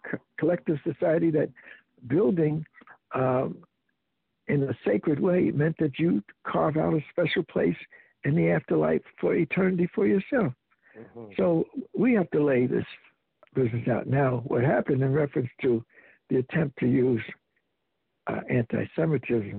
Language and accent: English; Newark, New Jersey, United States; the buddies I grew up with in Newark, New Jersey